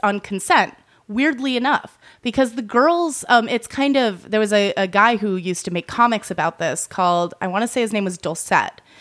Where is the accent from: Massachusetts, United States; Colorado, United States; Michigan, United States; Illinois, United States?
Massachusetts, United States; moved away; I grew up in Massachusetts